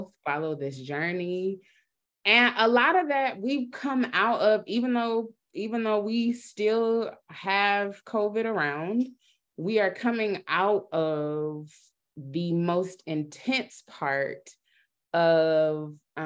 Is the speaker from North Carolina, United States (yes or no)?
yes; North Carolina, United States; I'm from North Carolina